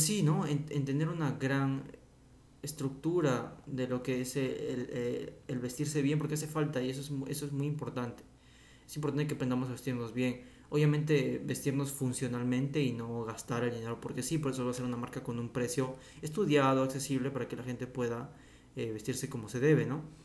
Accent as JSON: {"language": "Spanish", "country": "Peru", "said": "mi país de origen que es Perú"}